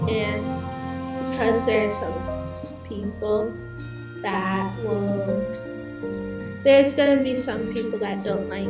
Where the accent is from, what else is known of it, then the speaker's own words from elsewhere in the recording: Boston, Massachusetts, United States; I'm 11 years old, and I'm from Boston